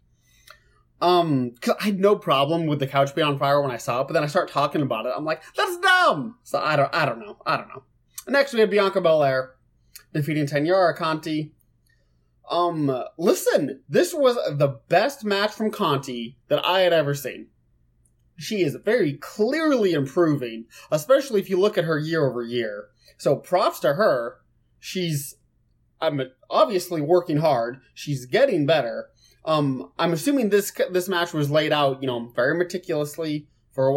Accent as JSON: {"language": "English", "town": "Lincoln", "region": "Nebraska", "country": "United States", "said": "I'm from Lincoln, Nebraska."}